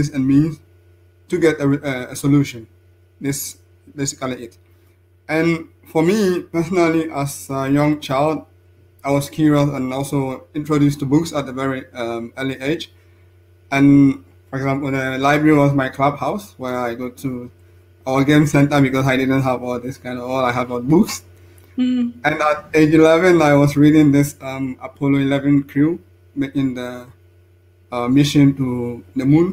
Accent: Central Region, Ghana; moved away as an adult; also born or lived in France; now in Innsbruck, Austria; I'm a Ghanaian, and I started my education, secondary education at Rabenu Sukuma in the central region of Ghana

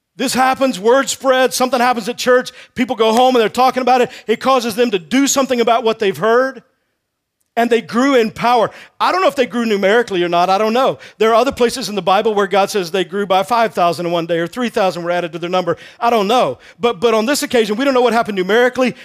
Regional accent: Texas, United States; I grew up in Texas

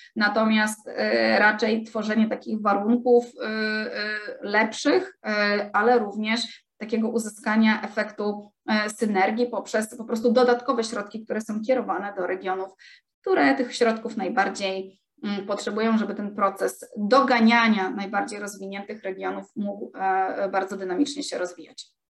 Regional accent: Gdańsk, Pomeranian Voivodeship, Poland; jestem z Gdańska

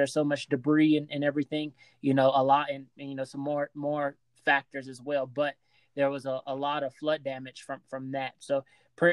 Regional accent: Lake Charles, Louisiana, United States; we're from the Lake Charles area

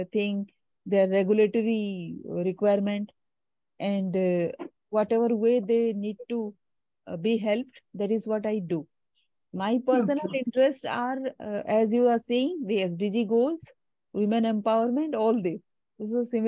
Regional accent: India; I'm from India

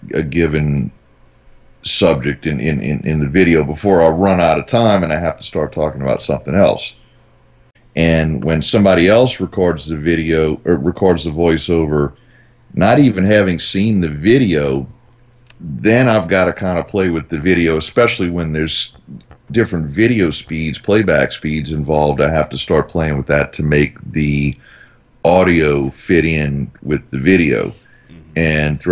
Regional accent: New Orleans, Louisiana, United States; I'm from New Orleans

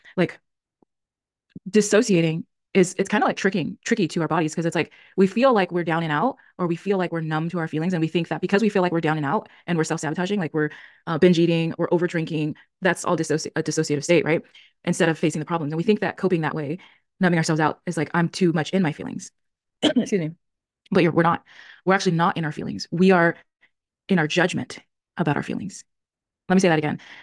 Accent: California, United States; also born or lived in Tennessee; I'm back in my home state, which is California

